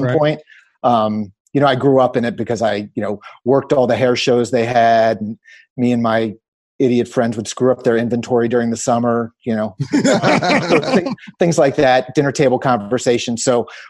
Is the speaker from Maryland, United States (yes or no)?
yes; Rockville, Maryland, United States; I grew up in Rockville, Maryland. So, you know, DC suburbs